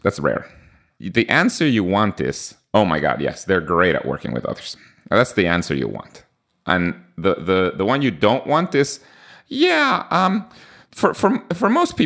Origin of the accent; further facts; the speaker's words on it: Guatemala; first language Spanish; English is a second language; I'm from Guatemala